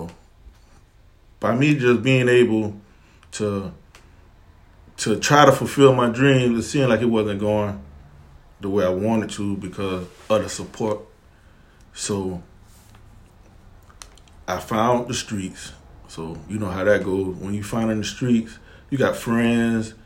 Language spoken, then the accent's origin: English; Savannah, Georgia, United States; I'm born and raised in Savannah